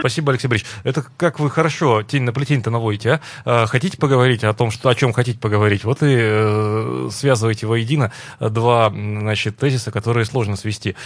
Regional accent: Perm, Perm Krai, Russia; Лично я, как пермяк

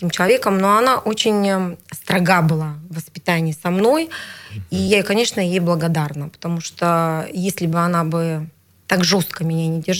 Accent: Bratsk, Irkutsk Oblast, Russia; born there; Я родилась в городе Братске.

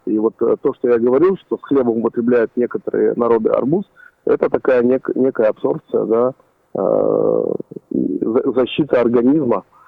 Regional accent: Uzbekistan; now in Yekaterinburg, Russia; я родился в Узбекистане

